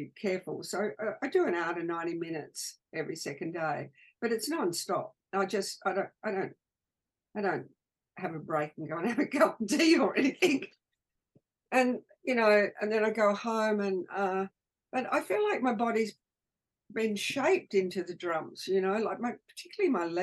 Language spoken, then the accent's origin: English; Australia